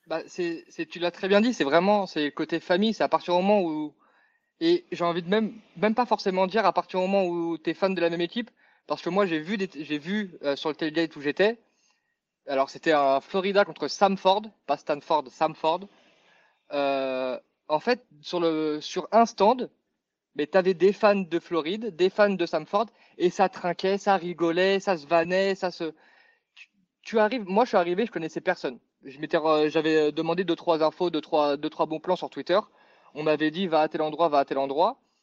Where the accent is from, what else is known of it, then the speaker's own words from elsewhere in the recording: Paris, Île-de-France, France; je suis parisien